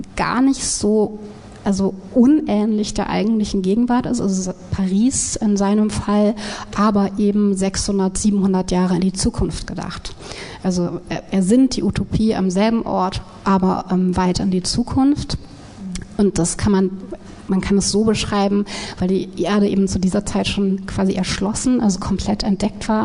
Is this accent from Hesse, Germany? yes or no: yes; Wiesbaden, Hesse, Germany; in Wiesbaden, wo ich aufgewachsen bin